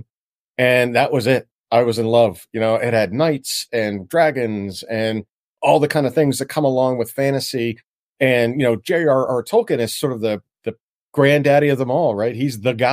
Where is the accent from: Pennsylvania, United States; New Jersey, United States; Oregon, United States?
Pennsylvania, United States; Pittsburgh; also born or lived in Washington, D.C.; I'm from Pittsburgh, Pennsylvania originally